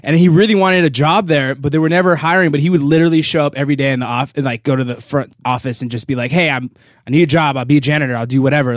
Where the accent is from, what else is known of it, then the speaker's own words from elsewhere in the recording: Los Angeles, California, United States; Van Nuys, California